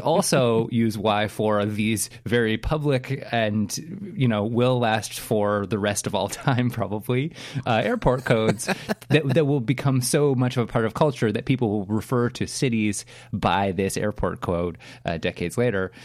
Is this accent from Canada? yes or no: yes; Canada; as a Canadian